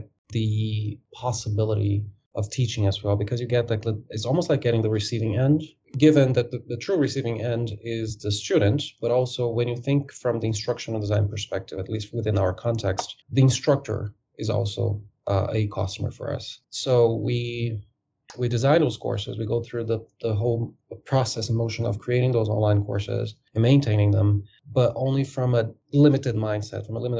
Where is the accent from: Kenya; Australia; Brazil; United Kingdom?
Brazil; moved away as an adult; also born or lived in Dubai, United Arab Emirates; now in United States; I am originally from Brazil. I worked at an airline in Brazil before in ticketing and ground operations while I was a student in college